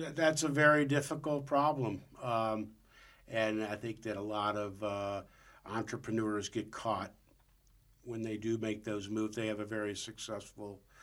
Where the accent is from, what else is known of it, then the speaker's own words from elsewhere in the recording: St. Louis, Missouri, United States; moved away; I grew up in St. Louis